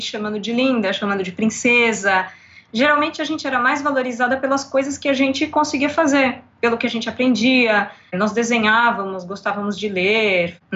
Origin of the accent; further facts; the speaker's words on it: São Paulo, Brazil; eu sou escritora, tradutora do inglês para o português, revisora de textos, sou de São Paulo e vou fazer 38 anos depois de amanhã.